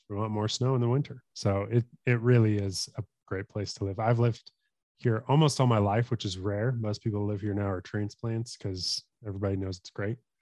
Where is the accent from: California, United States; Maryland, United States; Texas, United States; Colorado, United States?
Colorado, United States; also born or lived in Tulsa, Oklahoma; I grew up in Colorado, um, have lived here all my life other than when I moved to Oklahoma, um, to go to school at Oral Roberts in Tulsa.